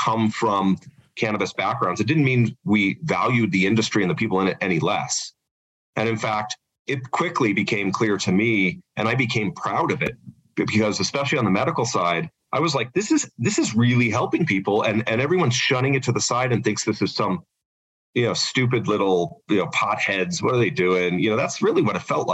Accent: Denver, Colorado, United States; also born or lived in South Korea; Denver's where I'm from

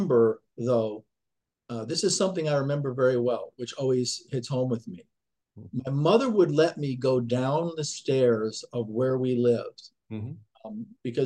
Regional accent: Connecticut, United States; born or raised there; also born or lived in Yonkers, New York

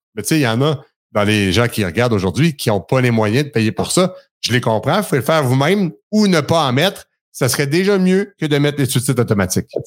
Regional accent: Quebec, Canada; accent: Québécois; mon accent québécois

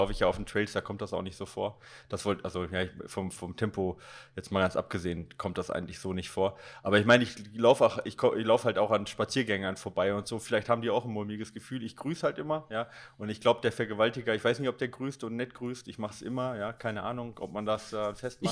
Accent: Recklinghausen, North Rhine-Westphalia, Germany; ich bin in Recklinghausen Süd groß geworden

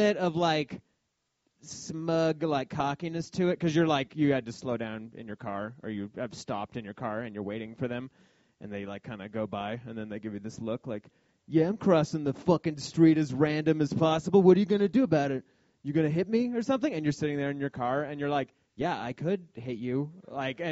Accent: Denver, Colorado, United States; I grew up in Denver

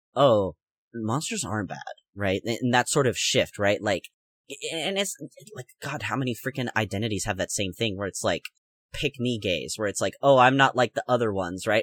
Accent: United States; I'm American

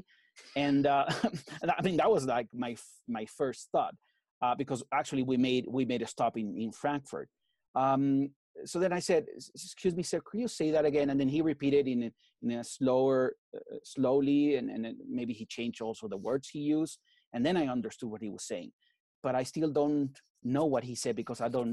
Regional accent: Mexico City, Mexico; moved away as an adult; also born or lived in Querétaro / United States / Madrid, Spain; I was raised in Mexico City

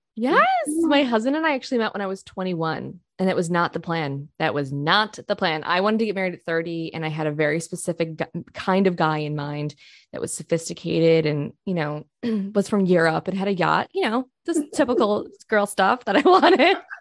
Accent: Rochester, New York, United States; moved away as an adult; now in Oklahoma, United States; I actually grew up in a suburb of Rochester, New York

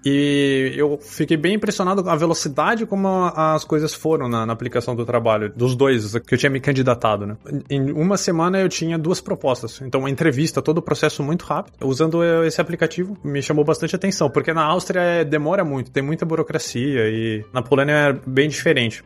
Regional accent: Brazil; moved away as an adult; now in Poland; mesmo sendo brasileiro

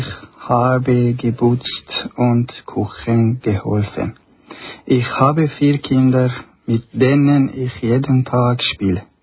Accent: Syria; German is a second language; now in Nussbaumen, Switzerland; Ich komme aus Syrien.

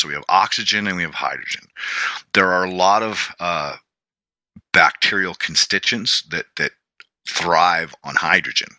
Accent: New England, United States; growing up in New England, we had to rake leaves every fall

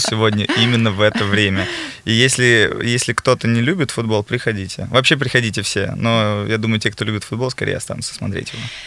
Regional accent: Ukraine; now in Moscow, Russia; я из Украины, но угу. живу долгое время в Москве

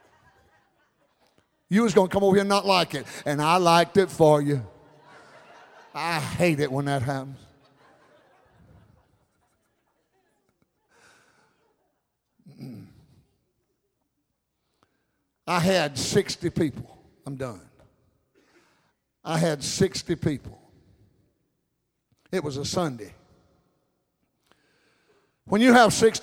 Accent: United States; I'm an American

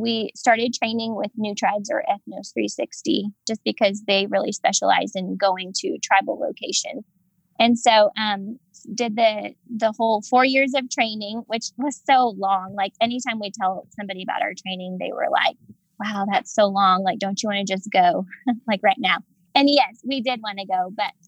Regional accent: Oklahoma, United States; moved away as an adult; now in Papua New Guinea; I grew up in Oklahoma, the Bible Belt

